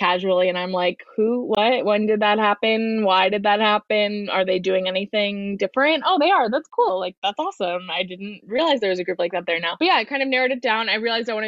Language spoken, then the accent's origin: English; Iowa, United States; moved away as an adult; I came from Iowa, where I don't know why it feels relevant, but I was planning to leave Iowa for college